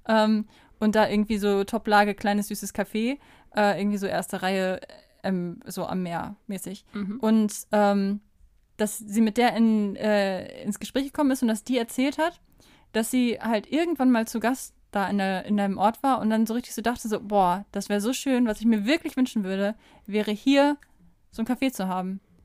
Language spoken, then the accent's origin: German; Kamen, North Rhine-Westphalia, Germany; moved away as an adult; also born or lived in Unna / Bielefeld / Kassel; ich bin in Kamen aufgewachsen, in besagtem Mehrgenerationenhaushalt